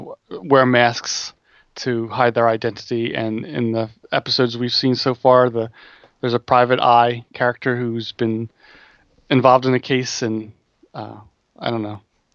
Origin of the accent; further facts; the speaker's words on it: United States; I'm American, so I say Riccardi.